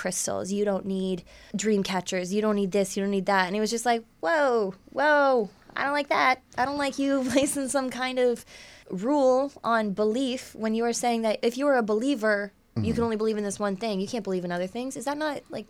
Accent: Essex County, Ontario, Canada; I'm from Essex

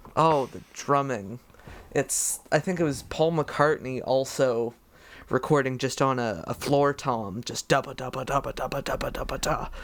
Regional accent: Canada; which is hard as a Canadian because the move practically didn't exist over here

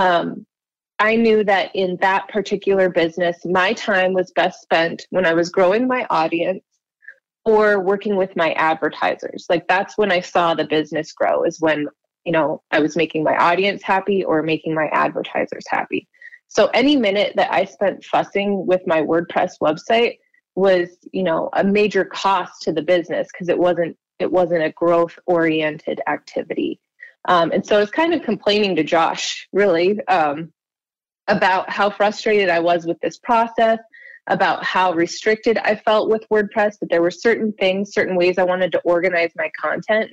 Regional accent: Baker, Montana, United States; also born or lived in Bozeman / Billings; now in Missoula, United States; I grew up in Baker, Montana, which is way over in the southeast corner of the state.

